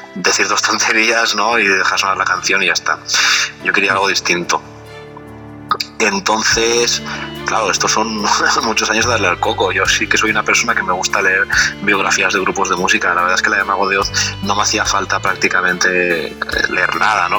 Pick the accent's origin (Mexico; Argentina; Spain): Spain; Valencian Community; yo soy valenciano de, esta región de España